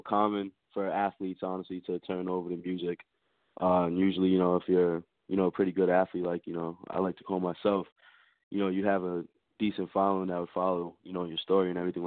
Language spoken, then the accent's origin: English; New York City, New York, United States; I'm an artist from Staten Island, New York